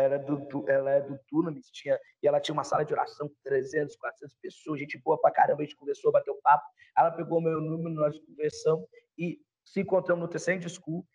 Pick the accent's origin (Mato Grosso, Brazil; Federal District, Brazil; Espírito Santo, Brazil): Espírito Santo, Brazil; moved away; Sou do Espírito